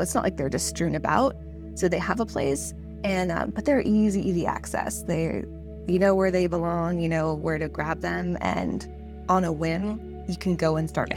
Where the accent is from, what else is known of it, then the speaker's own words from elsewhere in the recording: San Diego, California, United States; I'm in San Diego, California, and I'm from San Diego